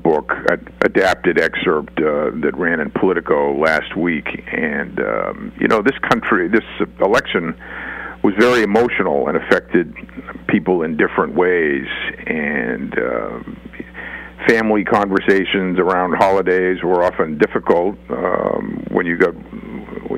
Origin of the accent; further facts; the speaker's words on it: Boston, Massachusetts, United States; I'm from Boston and Massachusetts, a blue state